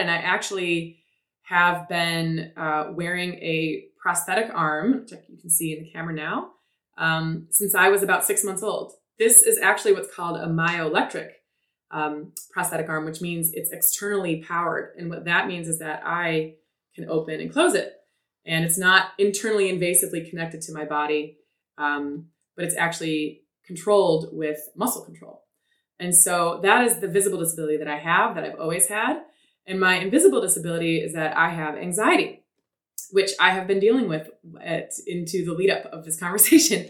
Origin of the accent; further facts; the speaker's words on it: Detroit, Michigan, United States; I was born in Detroit